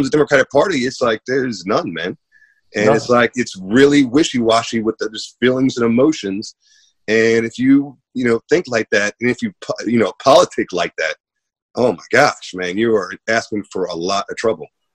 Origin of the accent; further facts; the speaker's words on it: Maryland, United States; I grew up in Maryland, which is just as blue as New York